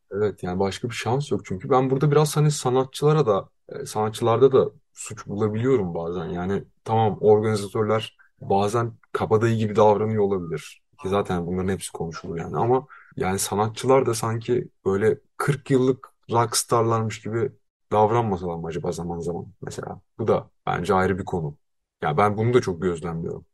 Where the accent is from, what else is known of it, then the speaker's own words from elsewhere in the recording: Bursa, Turkey; moved away; Kendi memleketime gidiyorum